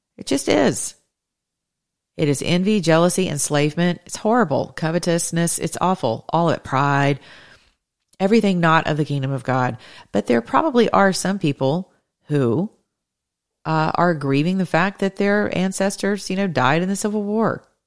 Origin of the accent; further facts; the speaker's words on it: the South, United States; I'm a Southerner.